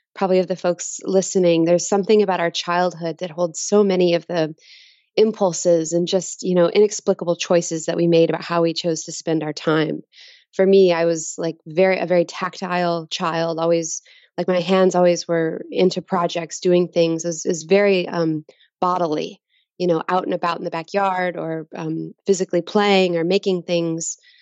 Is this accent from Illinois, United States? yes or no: no; Dallas, Texas, United States; I was born in Dallas, Texas.